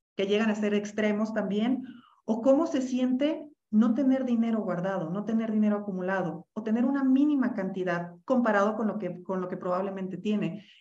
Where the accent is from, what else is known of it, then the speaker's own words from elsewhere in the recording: Mexico; yo soy mexicana.